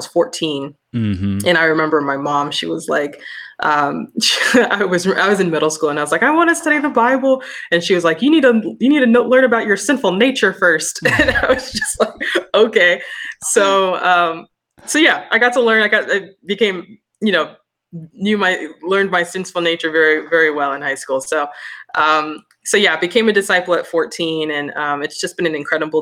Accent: Denver, Colorado, United States; also born or lived in Sacramento, California; I grew up here in Denver, Colorado, the Rocky Mountains.

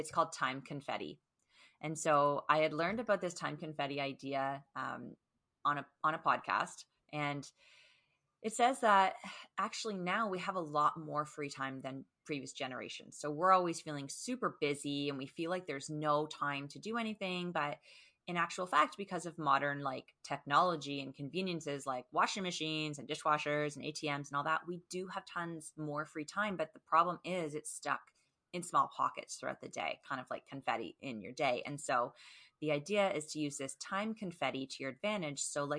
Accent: Canada; not .com because I am Canadian.

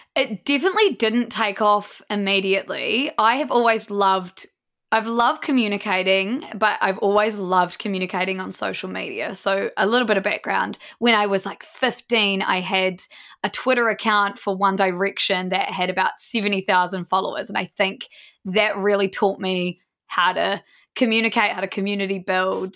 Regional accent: Blenheim, Marlborough, New Zealand; We're all from Blenheim, small town New Zealand, and have been best friends since we're about fifteen.

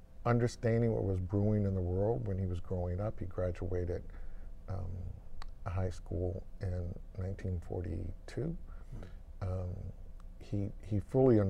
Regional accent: Washington, District of Columbia, United States; moved away; I grew up in Washington, D.C.

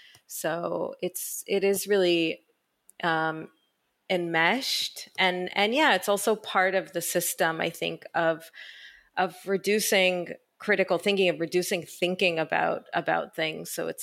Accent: Israel; born there; I was born in Israel. My parents are Israeli and I moved here thinking actually that I would just stay a little while and then go back to the US.

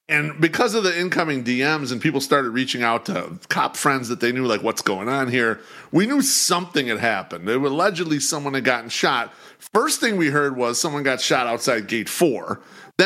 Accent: Chicago, Illinois, United States; I grew up in Bridgeport before it was nice

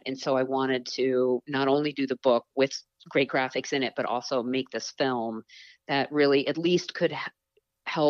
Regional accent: Eastern Long Island, New York, United States; I grew up on Eastern Long Island

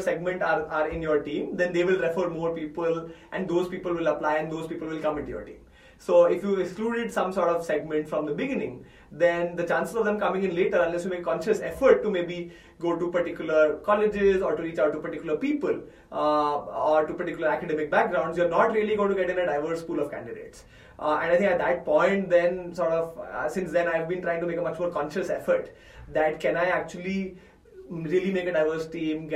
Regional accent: India; I'm an Indian male from a top engineering college.

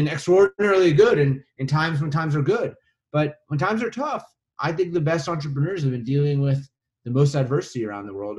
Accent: Winnipeg, Manitoba, Canada; I grew up in Winnipeg in the middle of Canada.

